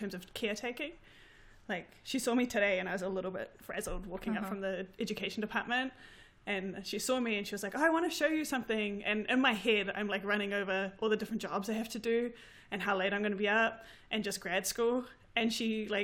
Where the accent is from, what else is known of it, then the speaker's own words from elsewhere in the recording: New Zealand; accent: New Zealand, Palangi accent; moved away as an adult; now in Vancouver, Canada; my husband and I are, like, first-generation New Zealand-born Pacific